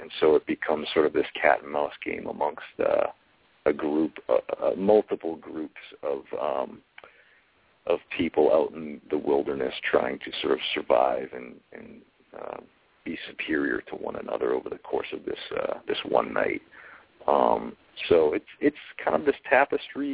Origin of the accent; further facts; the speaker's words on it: New Hampshire, United States; my home state of New Hampshire